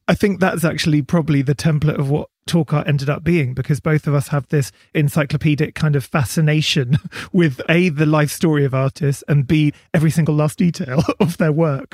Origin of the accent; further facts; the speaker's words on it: Berkshire, South East England, United Kingdom; I grew up in Berkshire by the river